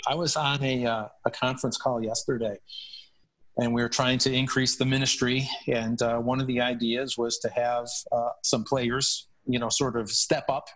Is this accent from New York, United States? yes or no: yes; Buffalo, New York, United States; I grew up in Buffalo